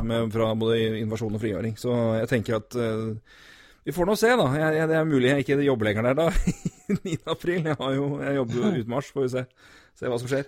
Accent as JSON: {"language": "Norwegian", "town": "Elverum", "region": "Innlandet", "country": "Norway", "said": "Vi er jo begge fra Elverum"}